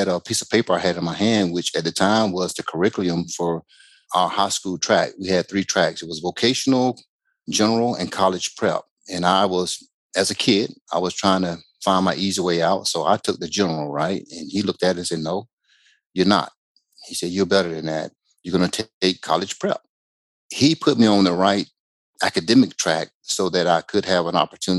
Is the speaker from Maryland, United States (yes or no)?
no; Macon, Georgia, United States; moved away; I was born and raised in Macon, Georgia